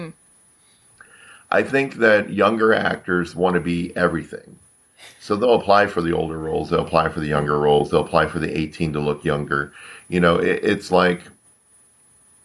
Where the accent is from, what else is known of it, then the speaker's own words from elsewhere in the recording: Florida, United States; moved away as an adult; also born or lived in Orlando, Florida; now in California, United States; I'm from Florida, so I was born in Florida, grew up in Florida, stayed in Florida until around 1999.